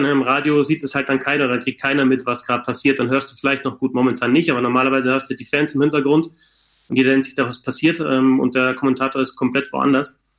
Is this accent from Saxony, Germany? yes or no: no; Bavaria, Germany; ich komme jetzt aus Bayern